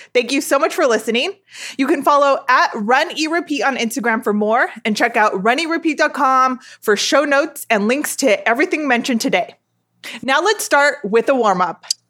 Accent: Southern California, United States; I grew up in South California or Southern California, as it is most often called

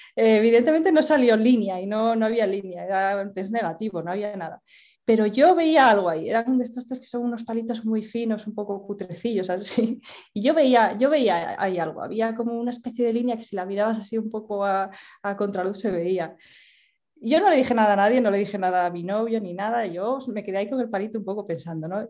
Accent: Asturias, Spain; yo soy de Asturias y en estos momentos vivo en Asturias también

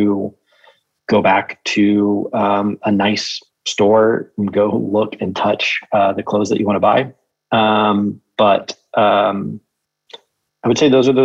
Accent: Tulsa, Oklahoma, United States; I grew up in Tulsa, Oklahoma

